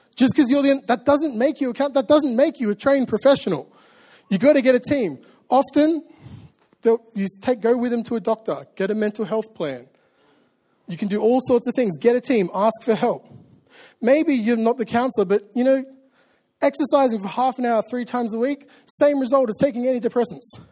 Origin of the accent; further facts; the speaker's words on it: Australia; I'm an Australian and I say, oh, yeah, all the time.